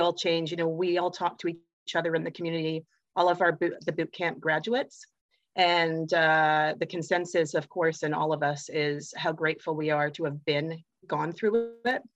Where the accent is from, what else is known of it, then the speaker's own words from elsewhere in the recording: Canada; I'm from Canada